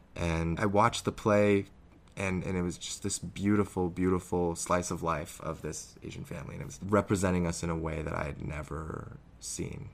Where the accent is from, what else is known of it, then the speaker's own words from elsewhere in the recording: Canada; also born or lived in Harbin, China; I'm this Canadian actor